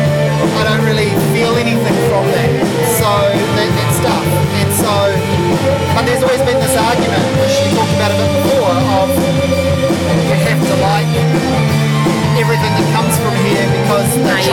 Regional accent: New Zealand; as a New Zealander, I obviously identify with and like that.

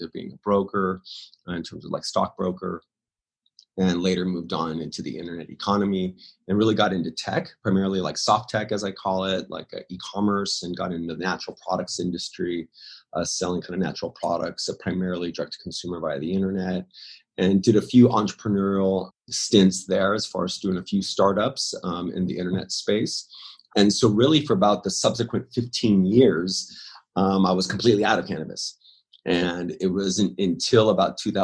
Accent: Los Angeles, California, United States; also born or lived in Orange County, California; I was kind of born and raised in Hollywood in the LA area

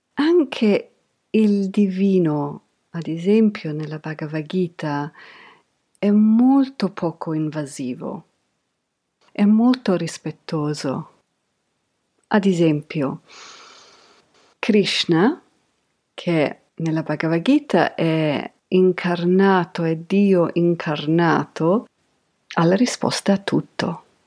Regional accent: England, United Kingdom; io sono cresciuta in Inghilterra negli anni Ottanta

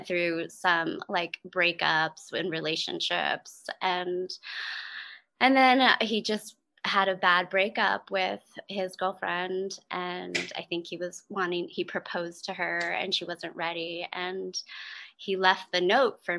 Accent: East Coast, United States; moved away as an adult; also born or lived in Maryland; now in Olympia, United States; I am from the East Coast

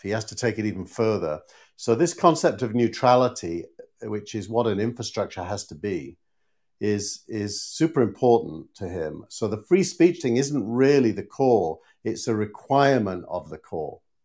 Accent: Scarborough, Yorkshire and the Humber, United Kingdom; moved away; my, my hometown team, Scarborough

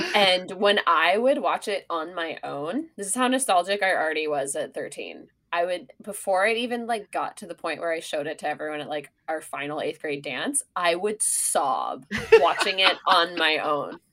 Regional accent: Sonoma, California, United States; now in New York, United States; I'm from Sonoma

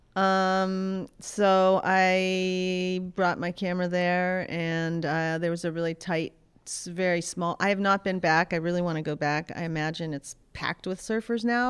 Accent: Pittsburgh, Pennsylvania, United States; moved away as an adult; also born or lived in Rhode Island; I grew up in Pittsburgh, Pennsylvania.

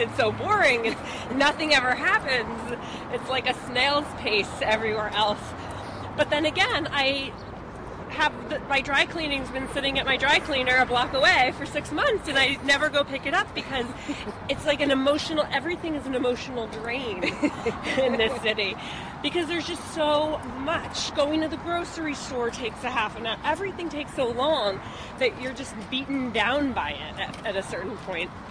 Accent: North Miami Beach, Florida, United States; also born or lived in Brooklyn Heights, New York; now in New York, United States; I grew up in, in North Miami Beach in South Florida

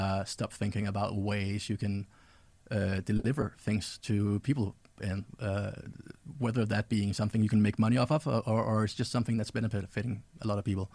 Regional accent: Denmark; I grew up in Denmark, so I traveled around in Denmark and talked to other kids.

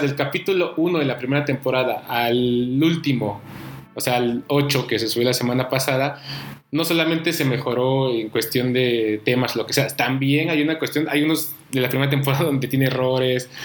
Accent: Oaxaca, Mexico; moved away; yo soy de Oaxaca, comencé haciendo periodismo allá

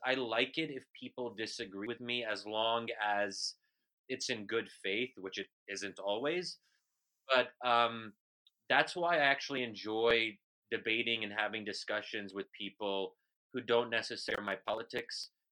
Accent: United States; an American Muslim

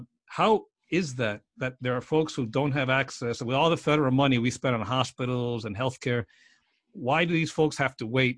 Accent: South Florida, United States; now in Virginia, United States; I grew up in South Florida.

